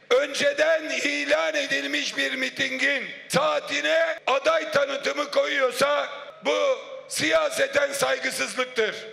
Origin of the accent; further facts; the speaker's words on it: Ankara, Turkey; Çünkü biz Angara için uğraşıyoruz. İkimiz de Angaralıyız, iki Angaralı.